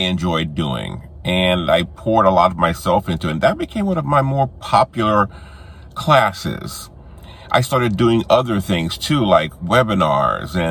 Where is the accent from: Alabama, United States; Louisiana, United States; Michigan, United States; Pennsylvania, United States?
Louisiana, United States; New Orleans; moved away; New Orleans, which was my hometown